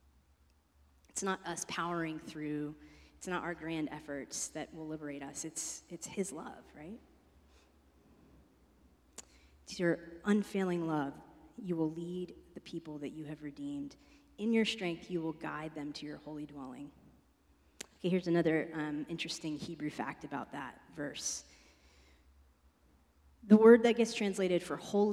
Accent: East Coast, United States; moved away; I'm from the East Coast

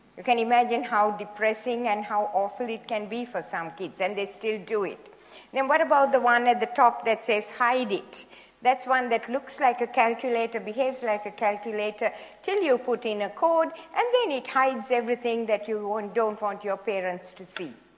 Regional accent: Sri Lanka; moved away as an adult; also born or lived in Hawaii; I was born in Sri Lanka, in the tea plantations of Sri Lanka, and went to medical school there

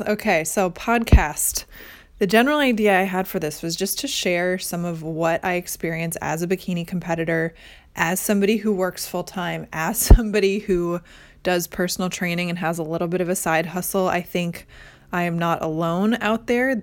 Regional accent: Midwest, United States; now in Orange County, California, United States; I currently live in Orange County, California, although I am originally from the Midwest.

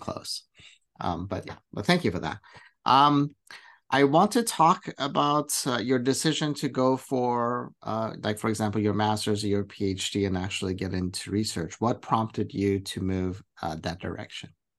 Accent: Iran; now in United States; I'm from, from the Middle East, I'm from Iran

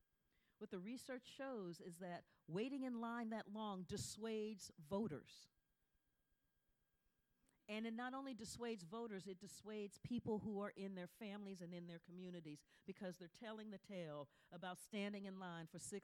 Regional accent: Ohio, United States; I'm talking about Ohio. I'm from Ohio.

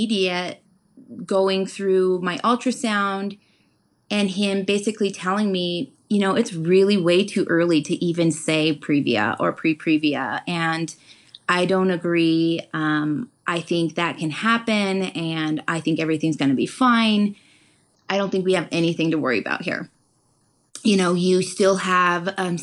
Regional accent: Pueblo, Colorado, United States; the Colorado State Fair is in my hometown of Pueblo, Colorado

